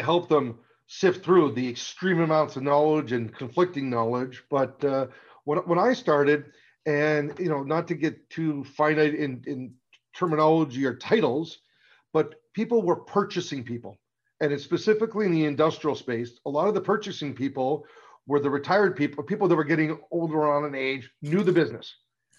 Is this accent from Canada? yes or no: yes; outside Toronto, Ontario, Canada; I'm Canadian. So I grew up outside Toronto area